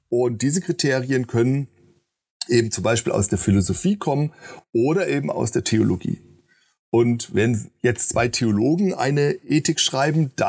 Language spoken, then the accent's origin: German; Marburg, Hesse, Germany; ich komme hier aus Marburg, große Abendmahlstreit, 16. Jahrhundert und so weiter.